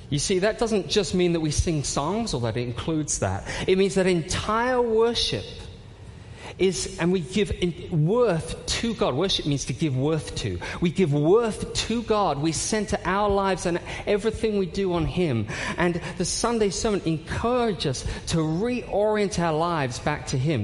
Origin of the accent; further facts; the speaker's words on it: United Kingdom; I'm British